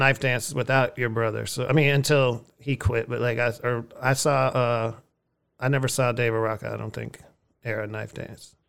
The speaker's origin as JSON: {"language": "English", "town": "Erie", "region": "Pennsylvania", "country": "United States", "tie": "born or raised there", "said": "I grew up in Erie, Pennsylvania, not far from Cleveland"}